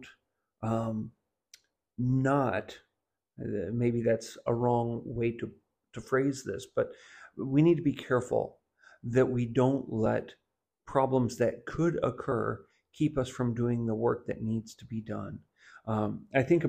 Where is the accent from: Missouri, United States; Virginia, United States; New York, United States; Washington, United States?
Missouri, United States; Southwest; growing up in Southwest Missouri